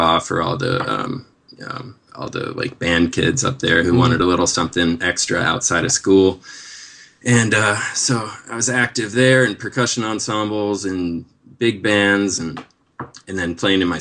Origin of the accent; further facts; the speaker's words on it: Seattle, Washington, United States; moved away as an adult; also born or lived in Denver, Colorado; now in Los Angeles, United States; So I grew up in Seattle, and I did go to Colorado, Denver, actually, for college, and spent about 9 years there. So I'm kind of from both places, but Seattle is really where I grew up